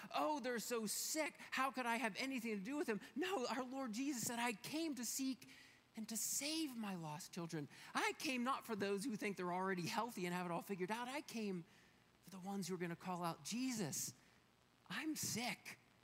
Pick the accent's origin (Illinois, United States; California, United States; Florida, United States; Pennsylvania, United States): Pennsylvania, United States; now in Colorado, United States; we are from Pennsylvania where the mountains aren't quite so big